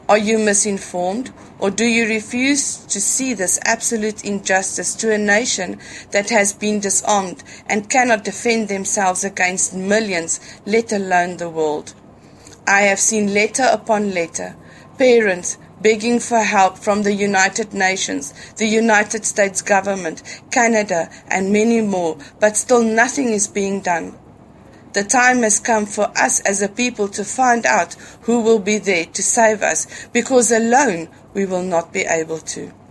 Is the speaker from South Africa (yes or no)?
yes; South Africa; I am a South African, a white South African, a mother and a wife, and my people are dying.